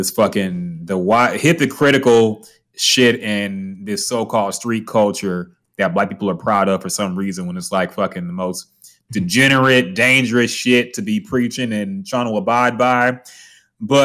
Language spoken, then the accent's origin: English; Houston, Texas, United States; I'm from Houston